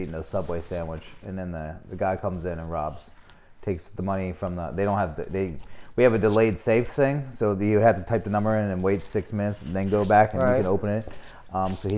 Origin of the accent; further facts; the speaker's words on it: Harford County, Maryland, United States; now in Charlotte, United States; I grew up in Harford County, that's where the Ironbird Stadium is